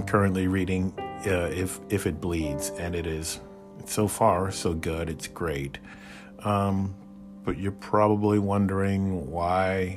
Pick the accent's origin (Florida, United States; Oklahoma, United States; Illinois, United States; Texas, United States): Illinois, United States; Chicago; growing up in Chicago in our little apartment